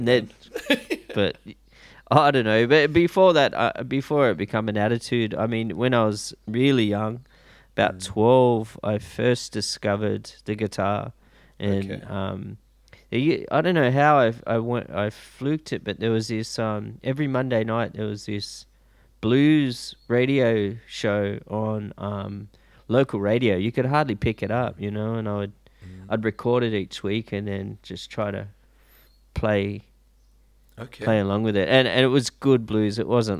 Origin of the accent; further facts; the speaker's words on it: Sydney, New South Wales, Australia; Yeah, I grew up in Sydney, in the western suburbs.